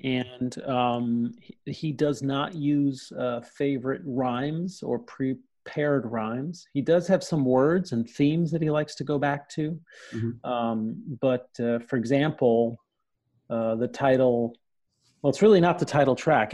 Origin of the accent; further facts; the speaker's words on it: New York City, New York, United States; also born or lived in New Jersey; a kid growing up in Brooklyn and in New Jersey